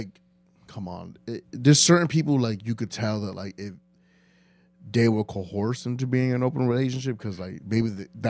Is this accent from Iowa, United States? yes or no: no; New York City, New York, United States; Like I didn't because I grew up in Spanish Harlem.